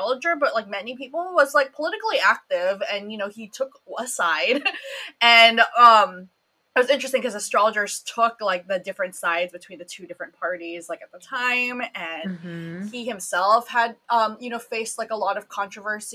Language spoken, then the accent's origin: English; Philippines; I'm Filipino